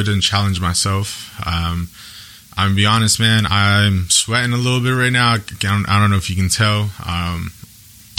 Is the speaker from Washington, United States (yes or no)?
yes; Yakima, Washington, United States; I'm born and raised in Yakima, Washington